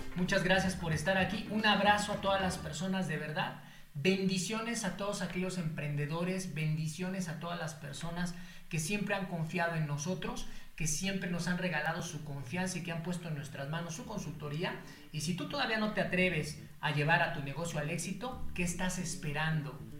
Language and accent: Spanish; Mexico City, Mexico; soy originario de la Ciudad de México